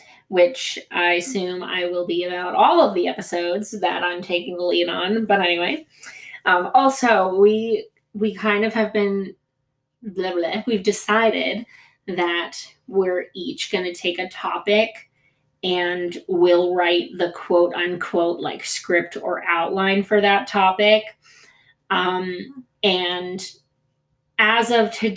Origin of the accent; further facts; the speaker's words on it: United States; first language Greek; English is a second language; I wasn't born there, but my whole family's from there. Greek was my first language, and I've spent a lot of time in Greece for somebody who grew up in the States